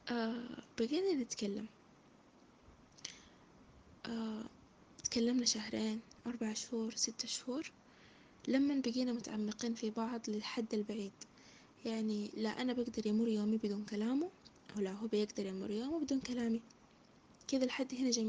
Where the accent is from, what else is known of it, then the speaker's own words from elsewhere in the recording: Saudi Arabia; born there; آه شهادة عربية آه من مواليد السعودية